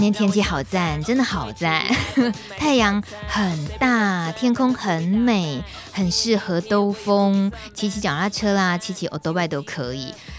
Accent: Yilan, Yilan County, Taiwan; 我来自宜兰，很多温泉鱼的地方

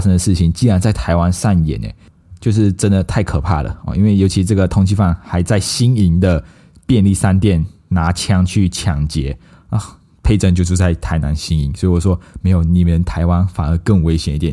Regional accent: Malaysia; now in Taiwan; 我们马来西亚人

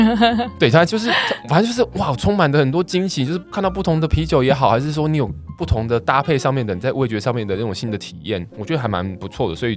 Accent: Taiwan; 那它当然也有日式，是我们台湾人最喜欢的日式餐厅

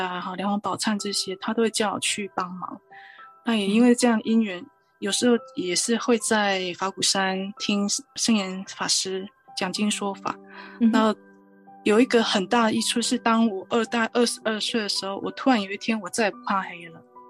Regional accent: Chiayi mountains, Chiayi County, Taiwan; now in California, United States; 我是在嘉义山上长大的孩子。那我们在南部接触的宗教以道教为主。

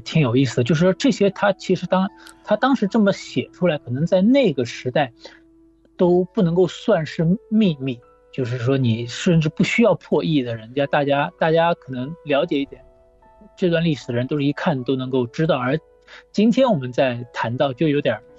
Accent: Shanghai, China; 上海，我是在上海长大的

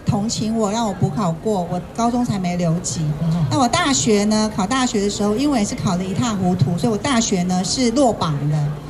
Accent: Kaohsiung, Taiwan; now in Taipei, Taiwan; 我觉得能够从高雄来到台北

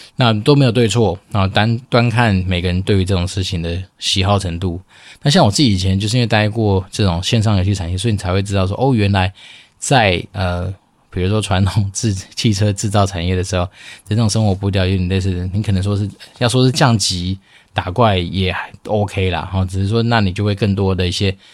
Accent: Taiwan; 我们就是从小在台湾长大

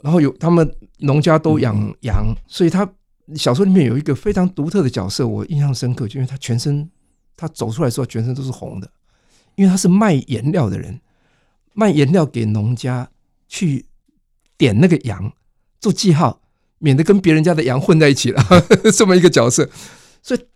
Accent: Taiwan; also born or lived in Taipei; 我是在乡村里长大的啊，乡村是一个没有任何文化资源的地方啊

